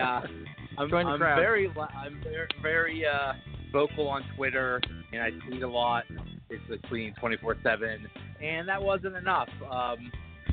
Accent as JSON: {"language": "English", "town": "Pittsburgh", "region": "Pennsylvania", "country": "United States", "tie": "born or raised there", "said": "I was born in the Pittsburgh area. I've lived here all my life."}